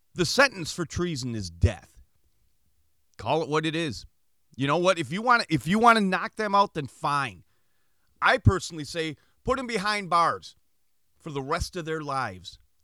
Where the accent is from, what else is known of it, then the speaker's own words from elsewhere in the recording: United States; we, as American citizens